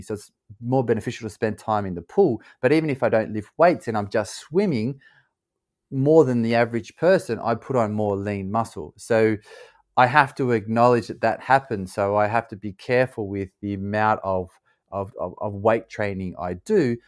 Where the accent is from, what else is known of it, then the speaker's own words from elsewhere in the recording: Australia; also born or lived in California / Louisiana; now in London, United Kingdom; I grew up in Australia, I live in London now